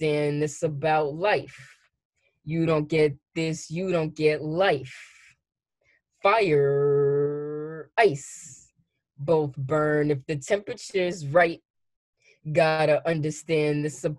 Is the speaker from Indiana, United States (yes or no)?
no; Long Island, New York, United States; I grew up on Long Island